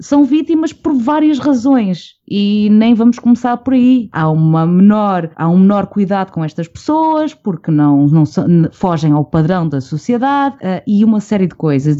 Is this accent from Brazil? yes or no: no; Portugal; sendo Tuga